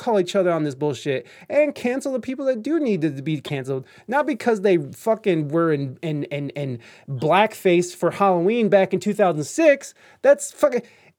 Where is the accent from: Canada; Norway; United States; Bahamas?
Canada; you fuck freedom of speech, I'm Canadian.